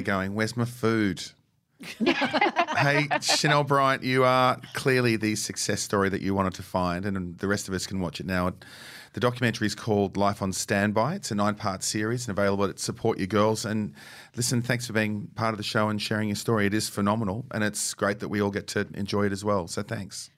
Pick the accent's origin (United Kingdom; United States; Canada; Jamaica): United Kingdom; England; as an English person